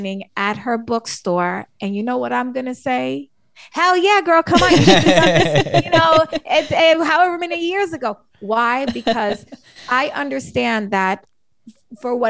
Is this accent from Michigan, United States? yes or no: no; New York City, New York, United States; I'm from the Bronx in New York City